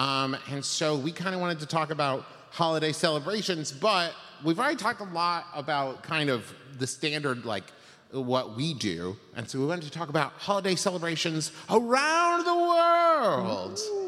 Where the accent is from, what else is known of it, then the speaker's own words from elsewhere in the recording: Huntington, West Virginia, United States; back in my hometown, Huntington, West Virginia.